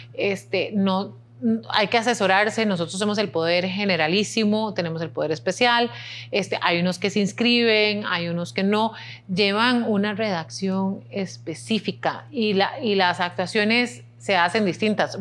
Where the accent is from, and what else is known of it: Costa Rica